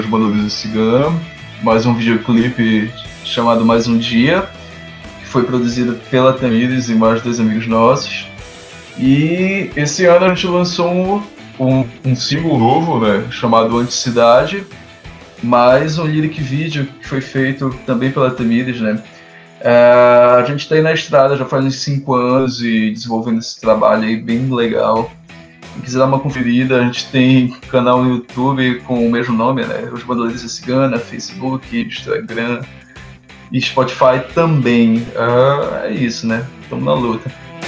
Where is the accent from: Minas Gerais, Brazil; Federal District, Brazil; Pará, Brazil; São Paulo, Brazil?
Pará, Brazil; Ananindeua; eu sou de Ananindeua